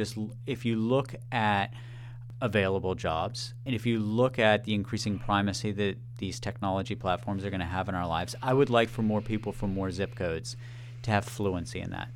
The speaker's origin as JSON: {"language": "English", "region": "Maryland", "country": "United States", "tie": "born or raised there", "said": "In my home state of Maryland, the average age of a plumber is 60."}